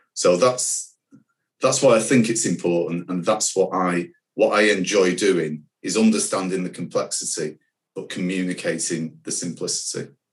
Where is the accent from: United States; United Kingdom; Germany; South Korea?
United Kingdom; Manchester, North West England; I'm a proud Manc, um, I was born in Manchester.